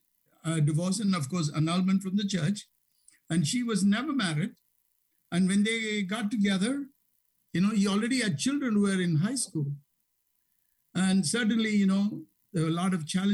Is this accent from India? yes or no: yes; India; now in Chicago, United States; growing up in India